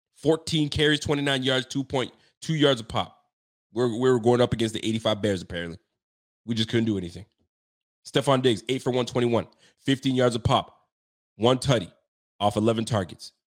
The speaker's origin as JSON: {"language": "English", "region": "Ontario", "country": "Canada", "said": "I'm from Ontario."}